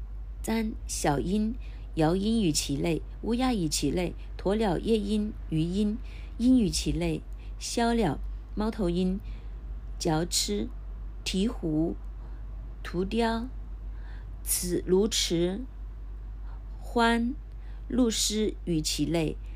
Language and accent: Chinese; China; 这些经文外国人看可能很难明白，但是我们中国人很容易明白。